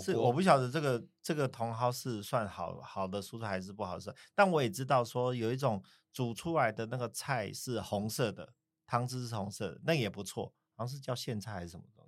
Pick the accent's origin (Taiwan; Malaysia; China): Taiwan; southern Taiwan; moved away; 以前小时候在南部长大嘛